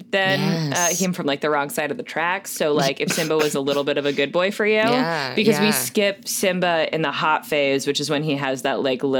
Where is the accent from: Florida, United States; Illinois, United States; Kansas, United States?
Florida, United States; I'm from Florida. That's my main connection. I am from the Sunshine State. I am from the swamp that Disney looked at and went, we could do something here. I'm from the state that is reopened already.